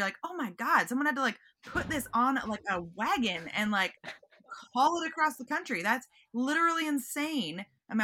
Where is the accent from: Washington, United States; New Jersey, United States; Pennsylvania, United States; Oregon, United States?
Washington, United States; Seattle; now in Los Angeles, United States; I'm from Seattle